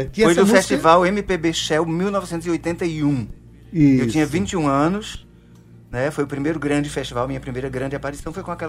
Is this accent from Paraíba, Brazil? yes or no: yes; Campina Grande, Paraíba, Brazil; É, eu sou de Campina Grande, a família é grande